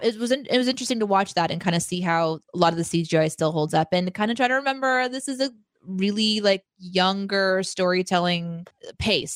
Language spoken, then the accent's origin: English; Springfield, Missouri, United States; I grew up in Springfield, fucking Missouri